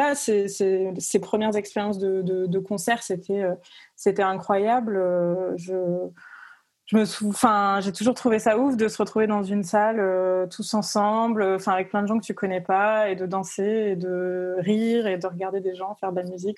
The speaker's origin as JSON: {"language": "French", "town": "Cavaillon", "region": "Provence-Alpes-Côte d'Azur", "country": "France", "tie": "born or raised there", "moved": "as an adult", "lives_now": "Lyon, France", "said": "j'habite à Lyon, mais je viens pas de, Lyon. Je viens du sud de la France, donc j'ai grandi à Cavaillon"}